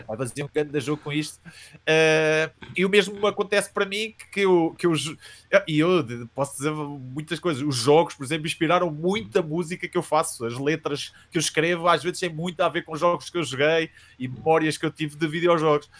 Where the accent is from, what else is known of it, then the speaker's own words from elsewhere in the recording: Coimbra, Centro, Portugal; sou de Coimbra, eh, originalmente de Coimbra